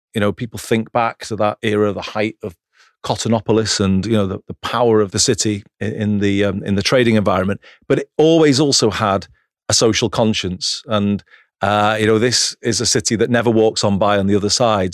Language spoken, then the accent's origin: English; Greater Manchester, North West England, United Kingdom; I grew up in Greater Manchester